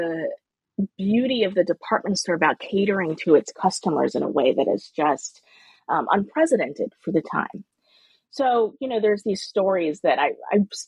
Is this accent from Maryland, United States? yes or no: yes; Baltimore, Maryland, United States; I'm from Baltimore